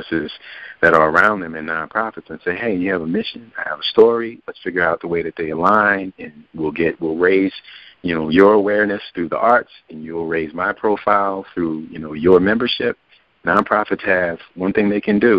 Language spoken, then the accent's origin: English; New Orleans, Louisiana, United States; now in Atlanta, United States; my hometown, New Orleans